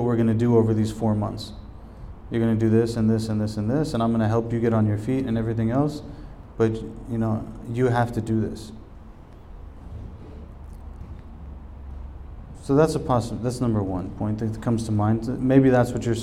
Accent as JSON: {"language": "English", "country": "United States"}